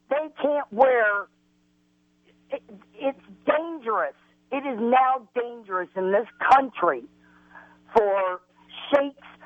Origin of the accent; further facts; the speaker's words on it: Illinois, United States; also born or lived in North Carolina / Arizona / California / Colorado; I'm, I was raised in Illinois, but I've lived in North Carolina, in Raleigh. I've lived in Tucson. I've lived in uh, Victorville, California.